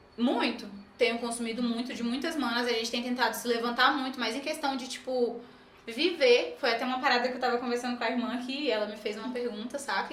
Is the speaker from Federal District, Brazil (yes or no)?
yes; Brasília, Federal District, Brazil; also born or lived in Pará; Eu sou paraense, né? Mas moro em Brasília aí desde os meus 5, 6 anos